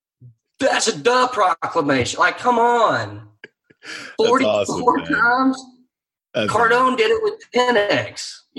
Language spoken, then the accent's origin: English; Texas, United States; I say this as a Texan